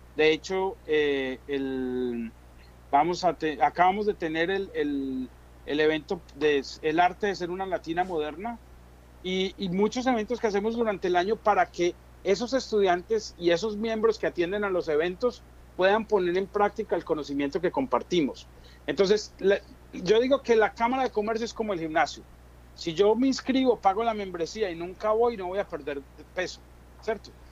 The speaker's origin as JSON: {"language": "Spanish", "country": "Colombia", "moved": "as an adult", "lives_now": "New Jersey, United States", "said": "yo soy un colombiano que llegó aquí en el 2004"}